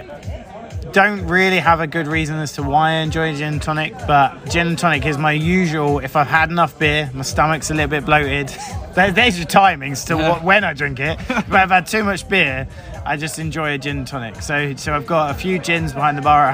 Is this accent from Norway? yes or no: no; Basingstoke, South East England, United Kingdom; I'm from Basingstoke